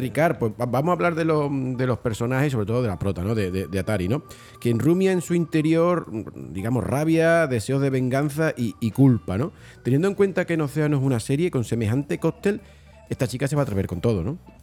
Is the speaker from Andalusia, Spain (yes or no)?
yes; Bornos, Andalusia, Spain; mi pueblo se llama Borno, ¿no? Está en la, Sierra de Cádiz, presierra